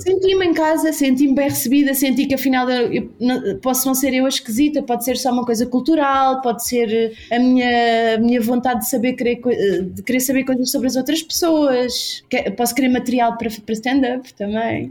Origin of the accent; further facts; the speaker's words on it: Bairrada, Centro, Portugal; moved away as an adult; now in São Paulo, Brazil; sou da Bairrada, terra do leitão